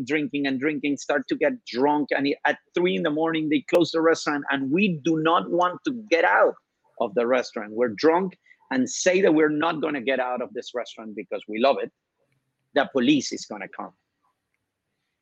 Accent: Venezuela; I'm from Venezuela

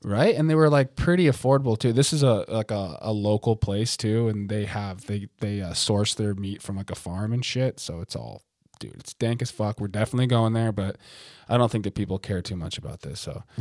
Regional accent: United States; I'm American

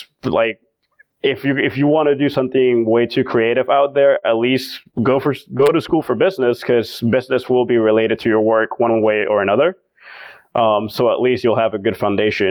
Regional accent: Venezuela; moved away; also born or lived in Miami / Boston; to have left my country so abruptly

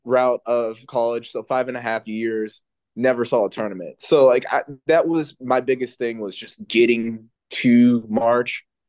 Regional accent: Dayton, Ohio, United States; I'm from the Dayton area

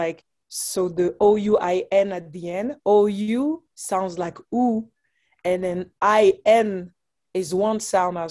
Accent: Geneva, Switzerland; moved away as an adult; now in United States; I was born and raised there in Geneva, Switzerland

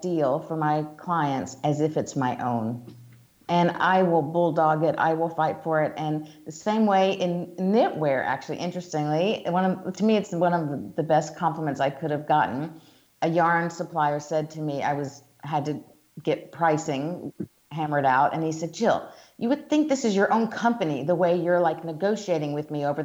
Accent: Georgia, United States; accent: Southern; moved away as an adult; also born or lived in New York City / Italy / Hong Kong; I'm from the South, as we talked about before. I'm from Georgia

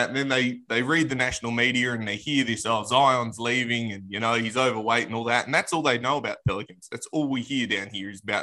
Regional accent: Australia; I'm Australian

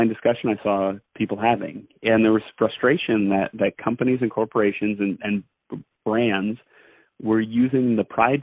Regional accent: Allentown, Pennsylvania, United States; I'm in Allentown. That's my hometown

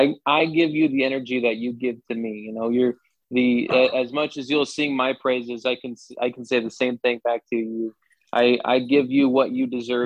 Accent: Lake of the Ozarks, Missouri, United States; moved away as an adult; also born or lived in Topeka, Kansas; now in Greenville, United States; I grew up in a small town, and I grew up in the Lake of the Ozarks

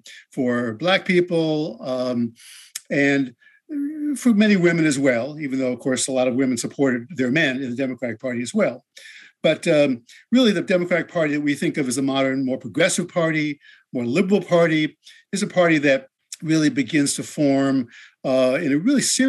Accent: Englewood, New Jersey, United States; my hometown, Englewood, New Jersey, which is just a short bus ride from the George Washington Bridge next to New York City. And my parents were devout liberal Democrats, like lots of Jews from New York

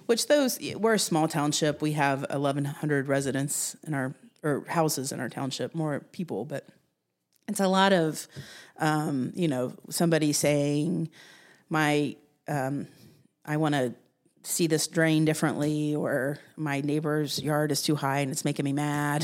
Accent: Jackson, Ohio, United States; also born or lived in Columbus, Ohio; now in Delaware, Ohio, United States; I grew up in Southern Ohio in Jackson County

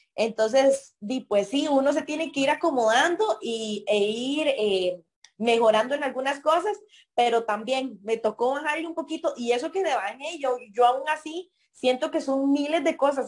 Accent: Puriscal, San José, Costa Rica; soy de Bajo los Murillo, de Puriscal, una zona bastante lejana del cantón

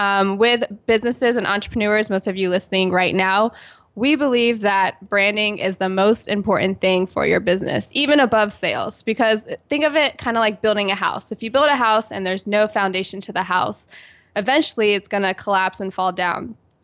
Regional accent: Virginia Beach, Virginia, United States; And I'm originally from Virginia Beach, Virginia on the East Coast.

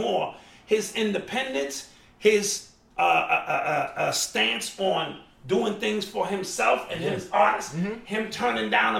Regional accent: New York, United States; I was from New York.

